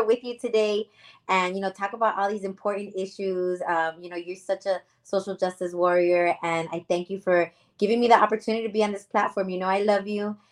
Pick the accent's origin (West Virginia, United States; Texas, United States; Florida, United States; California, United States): Florida, United States; Hialeah; I was born and raised in Hialeah